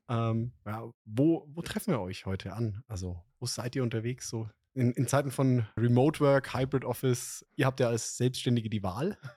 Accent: Franconia, Germany; als Franke

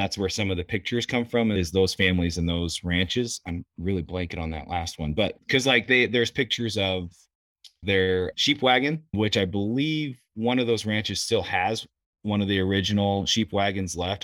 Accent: Sheridan, Wyoming, United States; was born and raised pretty much up here in Sheridan

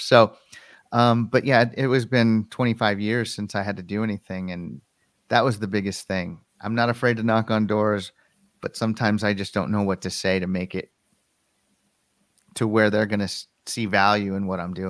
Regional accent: Colorado, United States; the company relocated our Denver offices to Connecticut, and I wanted to stay here in my home state.

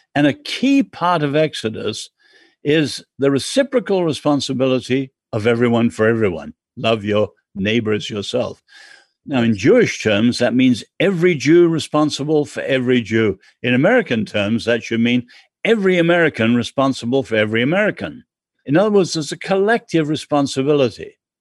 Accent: England, United Kingdom; I'm English.

